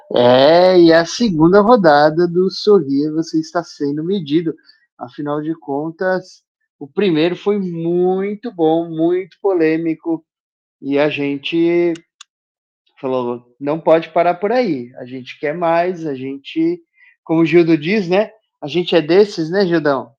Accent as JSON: {"language": "Portuguese", "country": "Brazil", "said": "Nós somos obrigados, enquanto brasileiros, a ir votar"}